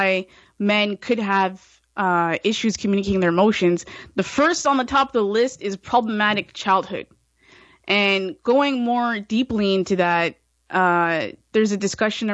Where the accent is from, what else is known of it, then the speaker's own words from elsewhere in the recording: Brampton, Ontario, Canada; when I grew up in Brampton here in Ontario, Canada